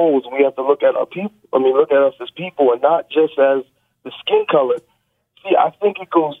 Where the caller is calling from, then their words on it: Dallas, Texas, United States; I'm calling from Dallas, Texas.